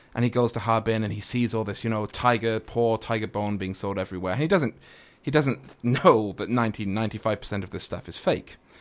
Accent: Manchester, North West England, United Kingdom; now in China; I drink with him whenever I go back, 'cause that's my hometown

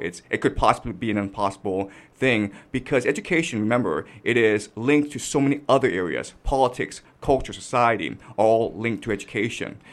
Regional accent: Toronto, Ontario, Canada; moved away as an adult; now in China; I had a very tough time growing up in Canada

